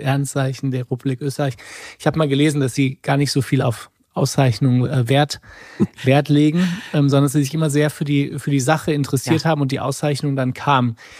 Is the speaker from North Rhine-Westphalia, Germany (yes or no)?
yes; near Rheinberg, North Rhine-Westphalia, Germany; ganz in der Nähe von meinem Geburtsort